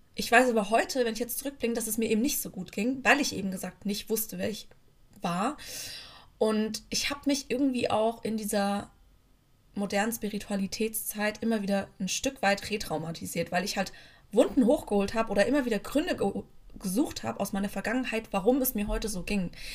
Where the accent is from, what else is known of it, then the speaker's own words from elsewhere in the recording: near Frankfurt, Hesse, Germany; moved away as an adult; now in Bremen, Germany; Ich bin aber aufgewachsen in der Nähe von Frankfurt